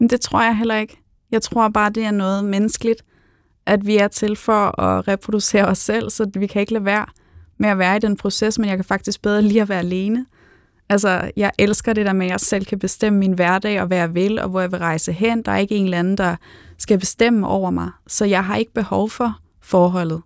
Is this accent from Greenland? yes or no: no; Spain; now in Denmark; jeg er opvokset i Spanien